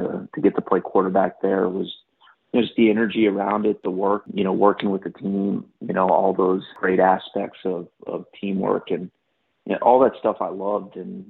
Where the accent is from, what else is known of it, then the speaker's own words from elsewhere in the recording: Houston, Texas, United States; growing up in Houston